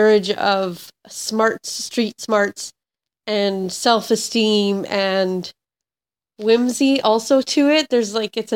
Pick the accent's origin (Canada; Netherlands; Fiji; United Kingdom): Canada; Vancouver Island, British Columbia; now in New Westminster, Canada; I grew up on Vancouver Island